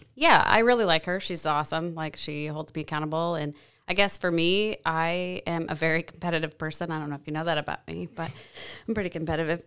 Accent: Dike, Iowa, United States; now in Gilbertville, United States; I'm originally from Dyke

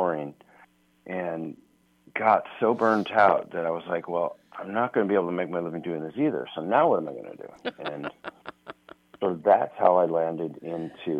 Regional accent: Minneapolis, Minnesota, United States; my hometown of Minneapolis

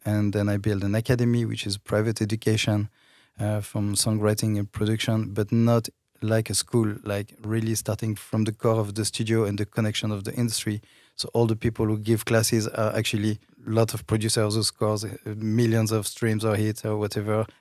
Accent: France; accent: French; English is a second language; moved away; i come from france i think you can hear my accent

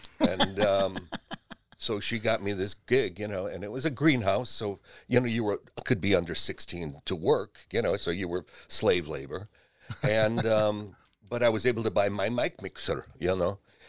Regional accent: Seven Hills, Ohio, United States; Seven Hills, right off Rockside Road. Went to Ignatius.

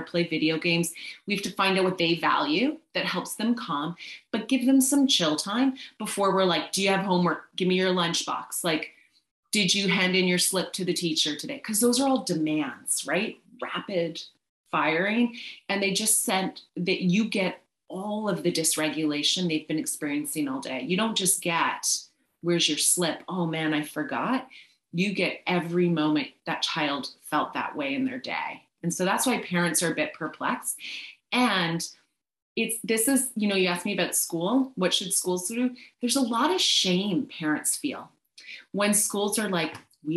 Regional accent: Canada; also born or lived in British Columbia; as a Canadian and a mama of a child who goes to a school in Canada

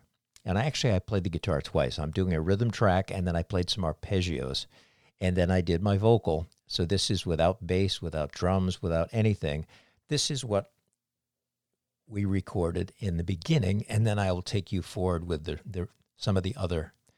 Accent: Cape Cod, Massachusetts, United States; now in Frederick, United States; growing up on Cape Cod in Massachusetts

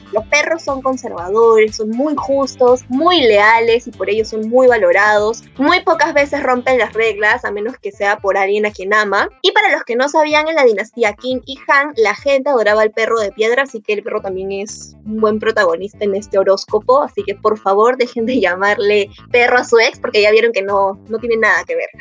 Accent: Peru; acá todos los peruanos somos

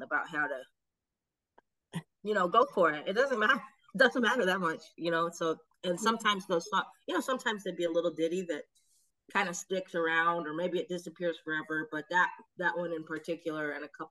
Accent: Oakley, Kansas, United States; I grew up in a little town called Oakley, Kansas

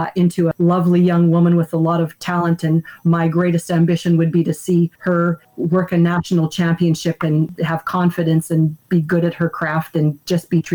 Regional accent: Canada; I'm Canadian

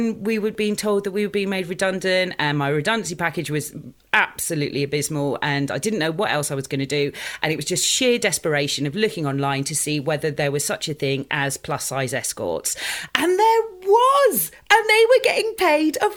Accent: Dorset, South West England, United Kingdom; moved away as an adult; also born or lived in Litchett Matravers / East Finchley, London; now in London, United Kingdom; I grew up in a very small town, I grew up in Dorset.

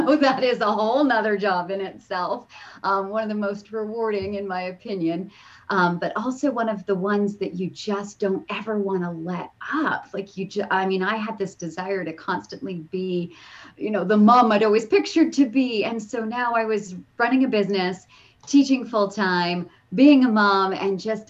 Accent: Canada; moved away as an adult; I'm originally from Canada, and we moved down because of a signing bonus

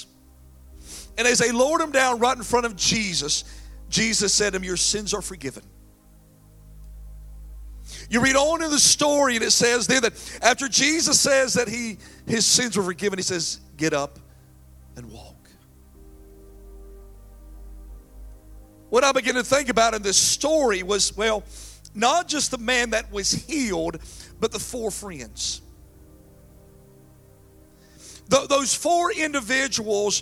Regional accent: Falcon, North Carolina, United States; I grew up in Falcon, North Carolina

